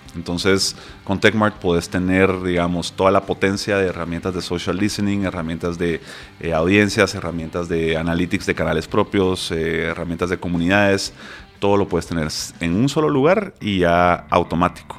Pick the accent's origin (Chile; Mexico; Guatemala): Guatemala; en Guate porque soy de Guate